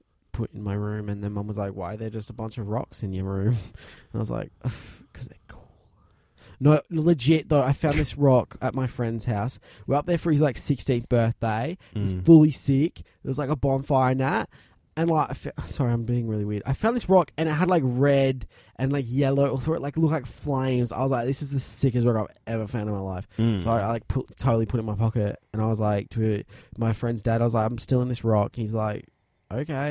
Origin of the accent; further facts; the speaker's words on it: United States; I'm American